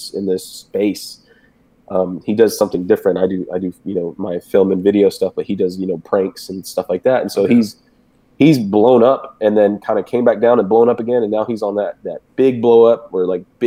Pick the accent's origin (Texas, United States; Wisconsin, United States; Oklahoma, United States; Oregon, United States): Texas, United States; Houston; I'm from Houston, where it's like, it's pretty chill